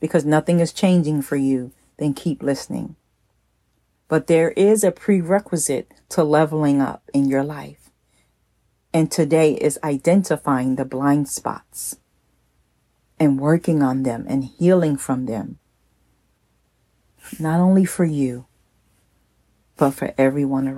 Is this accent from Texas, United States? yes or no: no; New Jersey, United States; moved away; my hometown in New Jersey